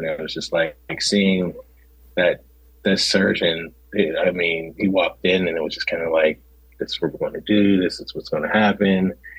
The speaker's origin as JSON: {"language": "English", "town": "Pittsburgh", "region": "Pennsylvania", "country": "United States", "said": "So I'm from Pittsburgh. I'm from you know, the west side of Pennsylvania. So we're like nestled into the mountains."}